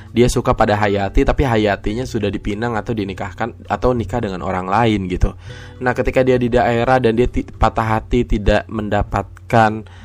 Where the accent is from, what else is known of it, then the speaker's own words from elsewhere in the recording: Jakarta, Indonesia; karena gue sejak kecil tidak ada di Sukabumi gitu kan jadi di Jakarta gitu